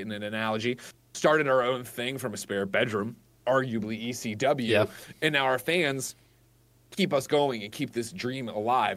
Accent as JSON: {"language": "English", "town": "Chicago", "region": "Illinois", "country": "United States", "said": "I'm from Chicago"}